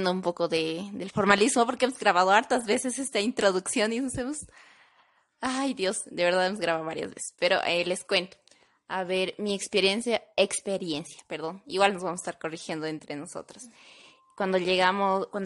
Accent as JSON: {"language": "Spanish", "country": "Bolivia", "moved": "as an adult", "lives_now": "Bogotá, Colombia", "said": "me encuentro de intercambio. Soy del país de Bolivia, actualmente estoy estudiando la carrera licenciatura en gastronomía en la Fundación Universitaria de San Mateo."}